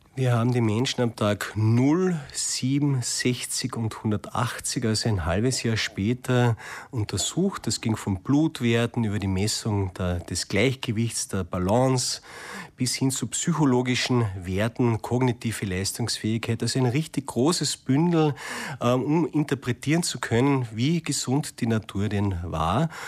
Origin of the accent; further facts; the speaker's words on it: Austria; bei uns in Österreich